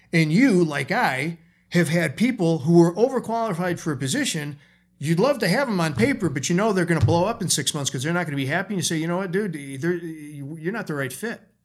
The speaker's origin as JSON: {"language": "English", "town": "Chicago", "region": "Illinois", "country": "United States", "tie": "born or raised there", "also_born_or_lived": "California", "moved": "as an adult", "said": "I moved to California from Chicago, my hometown."}